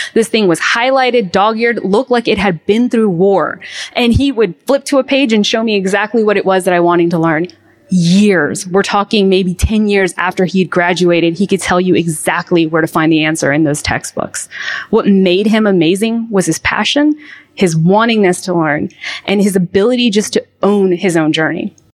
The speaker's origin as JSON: {"language": "English", "country": "Mexico", "tie": "born or raised there", "moved": "yes", "said": "I grew up in Mexico where there was no grid to speak of."}